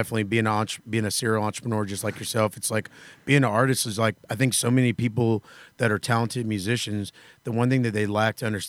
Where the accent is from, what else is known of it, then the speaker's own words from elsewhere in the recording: Florida, United States; I'm from Florida